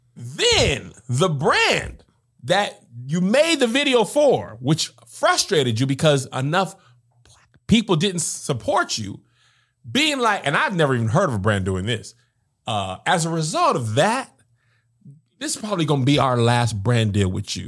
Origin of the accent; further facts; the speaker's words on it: El Paso, Texas, United States; I grew up in El Paso, Texas